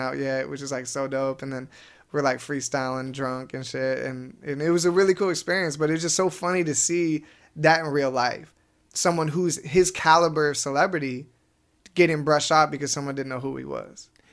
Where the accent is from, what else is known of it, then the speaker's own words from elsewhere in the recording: Wenatchee, Washington, United States; now in El Segundo, United States; we grew up together in Wenatchee